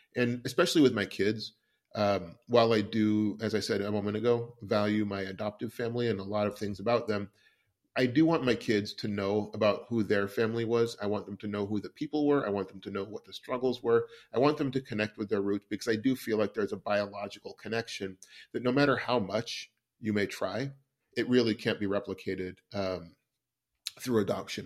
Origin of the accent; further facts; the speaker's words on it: West Coast, United States; I grew up on the West Coast